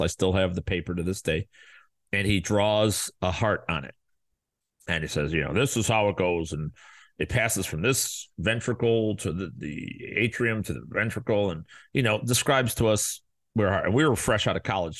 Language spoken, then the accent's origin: English; Chicago, Illinois, United States; now in Arizona, United States; we live in Arizona, and we're from Chicago.